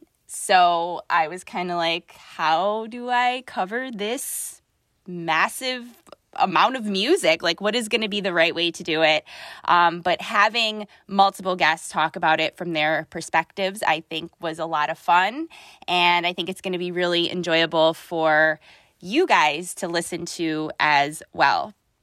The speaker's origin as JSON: {"language": "English", "town": "Buffalo", "region": "New York", "country": "United States", "tie": "born or raised there"}